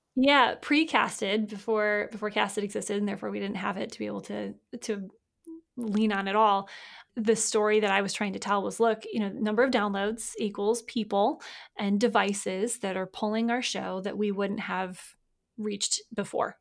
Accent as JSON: {"language": "English", "region": "Michigan", "country": "United States", "tie": "born or raised there", "said": "I was born in Michigan"}